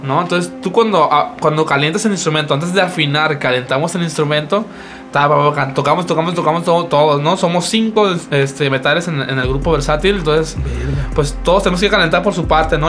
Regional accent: Sinaloa, Mexico; nosotros somos de Sinaloa

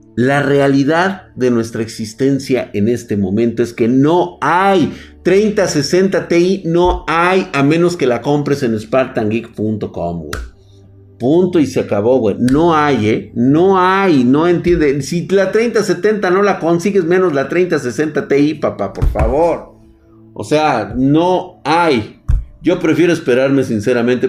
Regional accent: Mexico; quedarme aquí en mi tierra

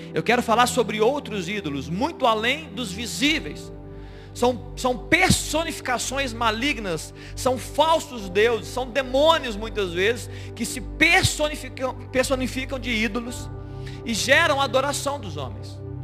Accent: Brazil; nós somos do Brasil

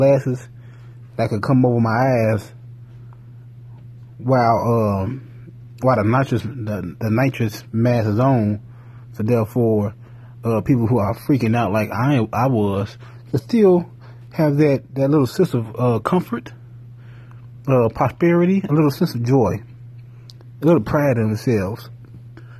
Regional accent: Gary, Indiana, United States; I'm from Gary

